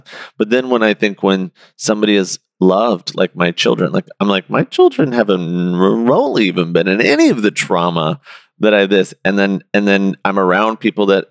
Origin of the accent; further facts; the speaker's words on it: Seattle, Washington, United States; I grew up in Seattle during the time of gang era